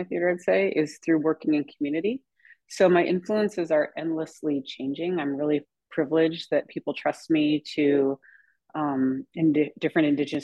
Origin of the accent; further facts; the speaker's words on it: Pierre, South Dakota, United States; also born or lived in Winner, South Dakota; I was brought up in South Dakota